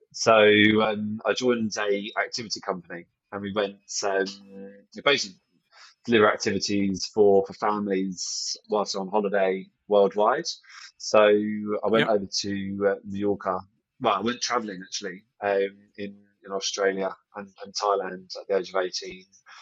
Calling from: Windsor, South East England, United Kingdom; So I'm just around the corner from Windsor, actually. So I'm at home from Windsor.

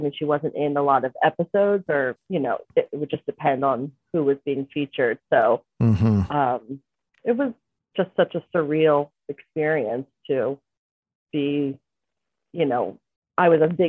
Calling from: Conshohocken, Pennsylvania, United States; From my work in Conshohocken, Pennsylvania.

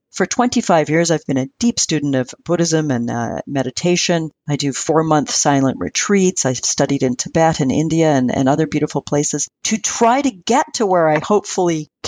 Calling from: British Columbia, Canada; From beautiful Vancouver Island off the coast of British Columbia in Canada.

